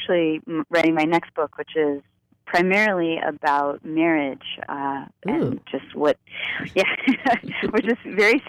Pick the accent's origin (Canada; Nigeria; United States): United States; Florida; moved away; So I grew up in Central Florida, which was very conservative.